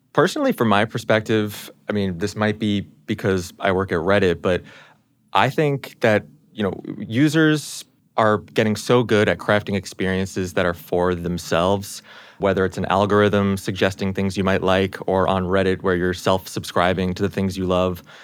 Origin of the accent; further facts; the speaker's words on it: New York, United States; born and raised in New York